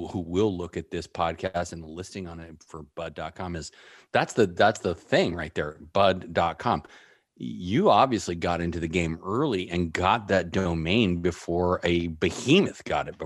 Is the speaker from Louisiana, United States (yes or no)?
no; San Francisco, California, United States; I grew up here too.